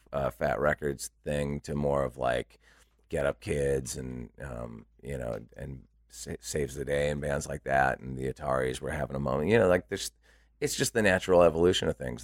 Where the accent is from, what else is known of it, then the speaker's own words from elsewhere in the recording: Santa Barbara, California, United States; moved away as an adult; also born or lived in Los Angeles / San Francisco; I grew up in Santa Barbara and then lived in L